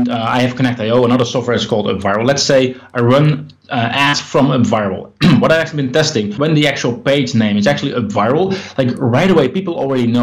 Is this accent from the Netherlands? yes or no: yes; Netherlands; I'm from the Netherlands